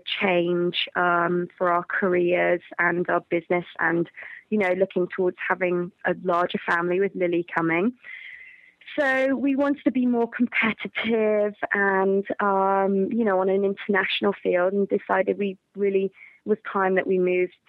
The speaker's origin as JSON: {"language": "English", "country": "United Kingdom", "also_born_or_lived": "Georgia, United States", "said": "Well, really, I'm obviously from Great Britain anyways."}